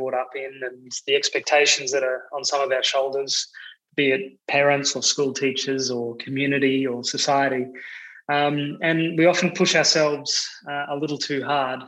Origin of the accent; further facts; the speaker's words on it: Australia; moved away as an adult; now in Amsterdam, Netherlands; I'm Australian